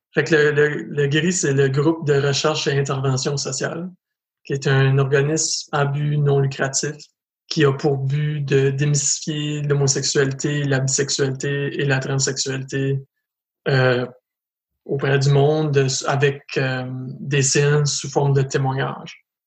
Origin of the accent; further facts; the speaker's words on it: Edmundston, New Brunswick, Canada; moved away as an adult; also born or lived in Montreal, Quebec; je viens d'Edmundston au Nouveau-Brunswick, je suis un, ex-Montréalais, par contre. J'ai resté à Montréal pendant sept ans